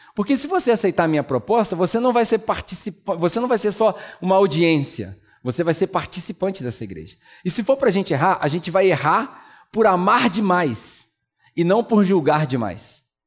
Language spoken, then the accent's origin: Portuguese; Brazil; moved away as an adult; also born or lived in New Zealand; antes de voltar para o Brasil